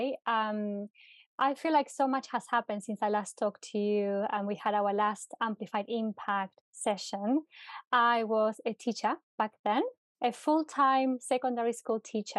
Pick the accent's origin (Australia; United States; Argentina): Argentina; now in United Kingdom; So I'm originally from Argentina, and I moved to the UK many, many years ago, more than 10 years ago, with a dream.